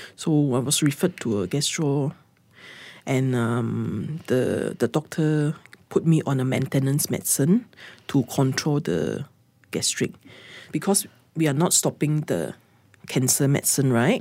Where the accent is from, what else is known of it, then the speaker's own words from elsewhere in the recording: Sabah, Malaysia; moved away; I went back to my hometown, which is in Sabah